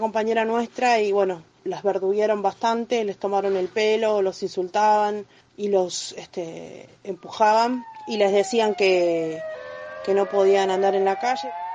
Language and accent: Spanish; Mar del Plata, Buenos Aires Province, Argentina; yo soy del barrio San Jorge